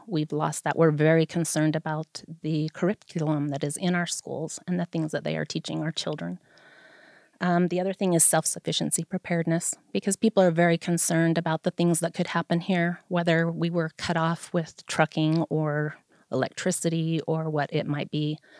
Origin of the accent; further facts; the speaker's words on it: Vernal, Utah, United States; I am a lifelong resident of Vernal. I was born here in the Uena County Hospital